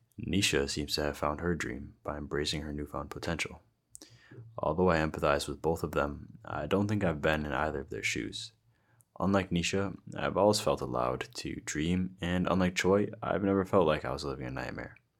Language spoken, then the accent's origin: English; United States; I was born in America